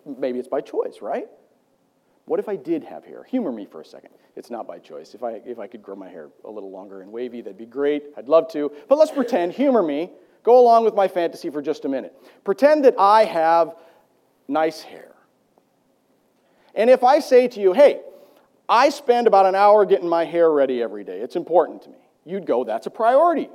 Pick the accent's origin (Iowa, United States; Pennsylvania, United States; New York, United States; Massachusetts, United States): Iowa, United States; I grew up in Iowa